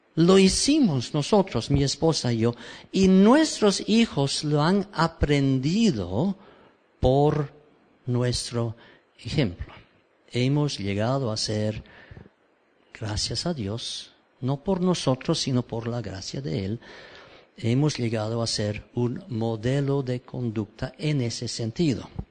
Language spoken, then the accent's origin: Spanish; Cambridge, East of England, United Kingdom; Spanish is a second language; moved away as an adult; also born or lived in Peru; nací aquí en Cambridge